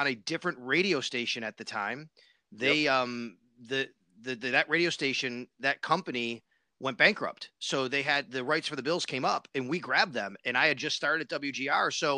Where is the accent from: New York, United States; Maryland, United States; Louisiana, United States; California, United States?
New York, United States; Buffalo; also born or lived in Florida; I grew up here in Buffalo in Western New York.